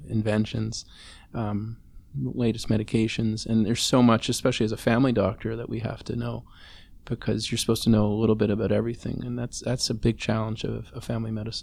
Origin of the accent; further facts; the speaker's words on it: Montreal, Quebec, Canada; now in Toronto, Canada; I grew up in Montreal, which you know had different craziness about it, potholes.